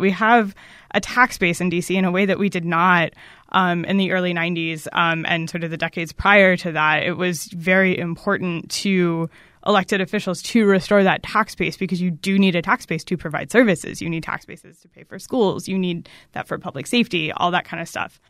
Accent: Maryland, United States; I grew up in Maryland, um, but not in, like, the D C region part of Maryland. Um, I'm from, like, the very middle of the state

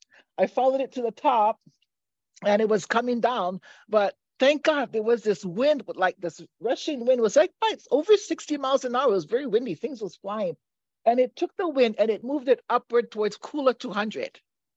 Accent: Hawaii, United States; also born or lived in Molokai

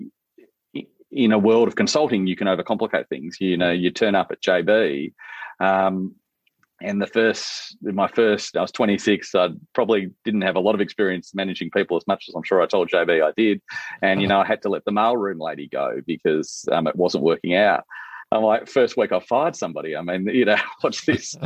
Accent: Mitcham, Victoria, Australia; I grew up in Mitcham in the outer suburbs of Victoria.

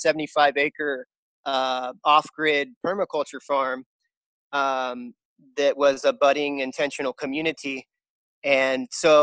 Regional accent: Florida, United States; moved away as an adult; now in Costa Rica; I'm originally from Florida. I've been living in Costa Rica the last 5.5 years.

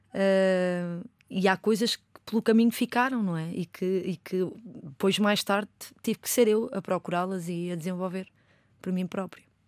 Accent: Lisbon, Portugal; eu cresci no bairro de Chelas

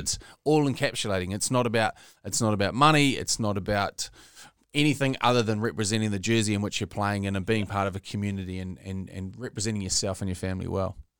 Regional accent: the Bay, Bay of Plenty, New Zealand; growing up in the Bay

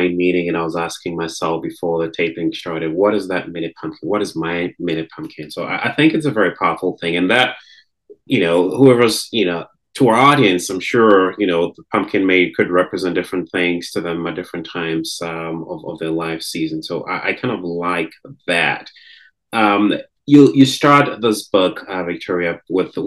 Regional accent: Ghana; moved away; I grew up in Ghana in the in the West African sub-region.

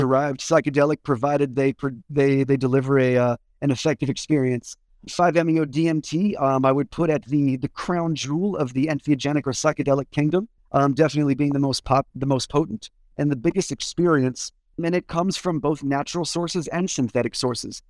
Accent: Washington, District of Columbia, United States; I grew up in Washington, D C

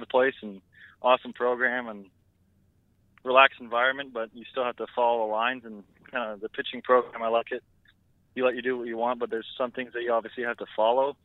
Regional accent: Canada; me and my roommate, we're both from Canada

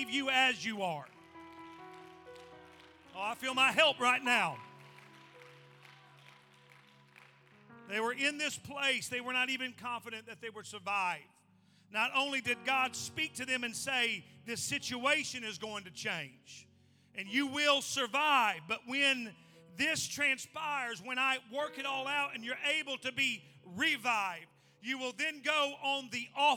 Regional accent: Indiana, United States; I'm from Indiana

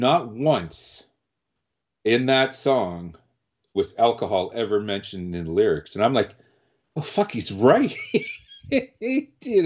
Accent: Winnipeg, Manitoba, Canada; also born or lived in Ottawa, Ontario; I, you know, hail from Winnipeg, Manitoba here, but I was born in Canada's capital of Ottawa

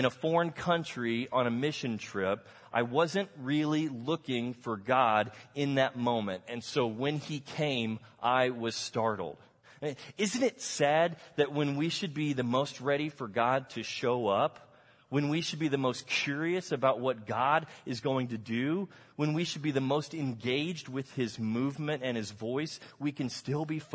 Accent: Texas, United States; I grew up in Texas, I never learned Spanish

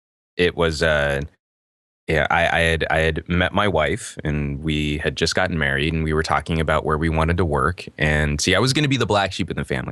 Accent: United States; Well, I grew up all over the United States. My dad was military. He was in the Air Force. That's how he paid for college. And so we moved around a lot of scientific hubs. So like we spent a lot of time in New Mexico.

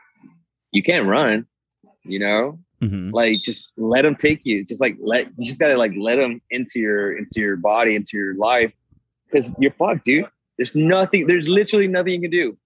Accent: Mesquite, Texas, United States; also born or lived in Monterrey, Mexico; I did go to high school in Mesquite

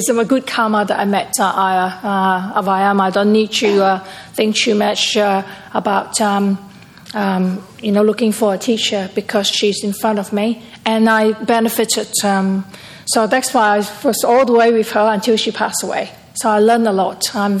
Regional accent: Perth, Western Australia, Australia; And I'm from Perth.

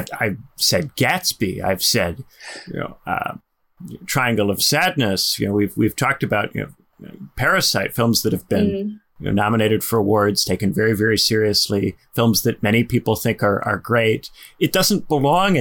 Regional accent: Northwest Indiana, United States; I'm from Northwest Indiana, which is within the Chicago, you know, metropolitan area, but it's certainly not Chicago.

